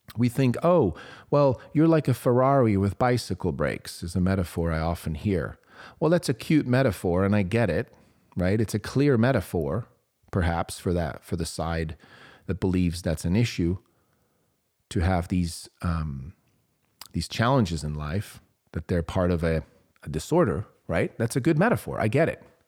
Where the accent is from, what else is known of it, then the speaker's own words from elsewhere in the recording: Switzerland; moved away; I grew up in Switzerland.